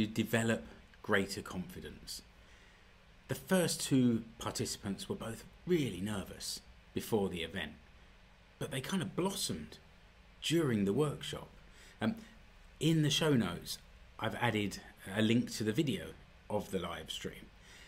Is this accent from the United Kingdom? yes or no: yes; United Kingdom; moved away as an adult; now in Finland; I know I'm British